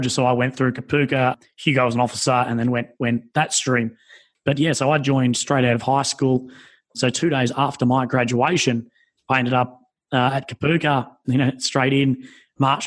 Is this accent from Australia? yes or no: yes; Australia; being Australian